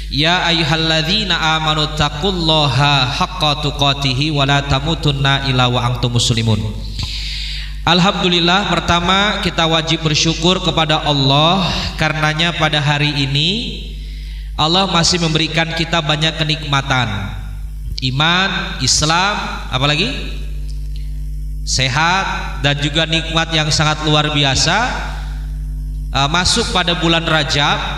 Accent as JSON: {"language": "Indonesian", "town": "Semarang", "region": "Central Java", "country": "Indonesia", "tie": "born or raised there", "said": "Alhamdulillah saya asli Semarang"}